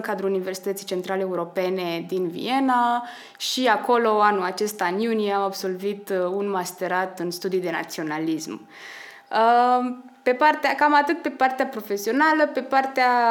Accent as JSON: {"language": "Romanian", "town": "Slobozia", "region": "Ialomița County", "country": "Romania", "also_born_or_lived": "Cluj-Napoca, Romania / Vienna, Austria", "moved": "as an adult", "said": "sunt din Slobozia"}